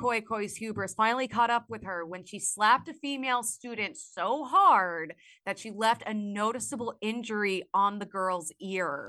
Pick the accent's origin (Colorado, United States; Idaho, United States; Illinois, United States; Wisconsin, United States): Illinois, United States; I grew up in Illinois.